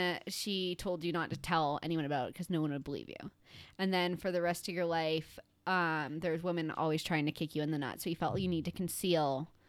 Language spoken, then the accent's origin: English; Chicago, Illinois, United States; I'm from Chicago.